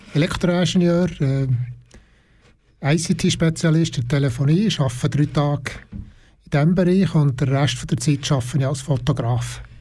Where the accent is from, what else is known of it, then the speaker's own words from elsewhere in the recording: Burgdorf, Bern, Switzerland; ich komme aus Burgdorf, Kanton Bern